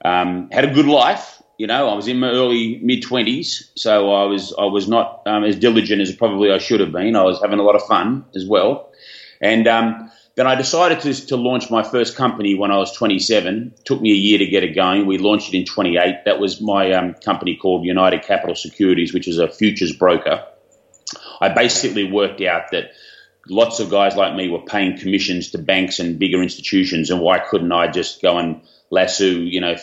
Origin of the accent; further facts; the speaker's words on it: Australia; I had high school down here in Australia, as you can probably tell where I'm from with my accent